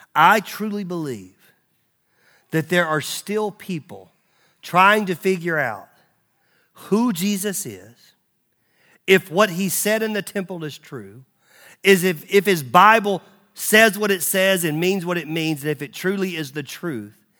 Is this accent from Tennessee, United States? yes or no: yes; Nashville, Tennessee, United States; I was born in Baptist Hospital in Nashville, Tennessee. Like, I'm Southern Fried Southern Baptist